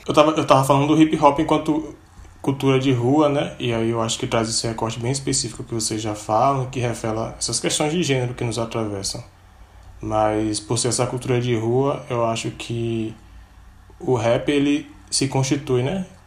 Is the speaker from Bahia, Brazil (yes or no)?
yes; Cachoeira, Bahia, Brazil; vinda diretamente de Cachoeira, que também é minha terra natal